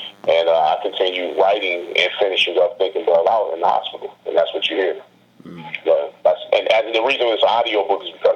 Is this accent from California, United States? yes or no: yes; Los Angeles, California, United States; I'm originally from Los Angeles.